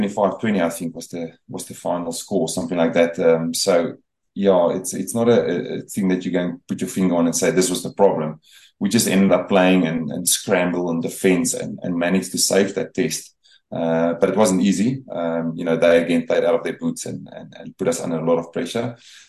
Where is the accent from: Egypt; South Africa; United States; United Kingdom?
South Africa; they sort of adopted you, South African team, and everything was branded in that area for us being South African.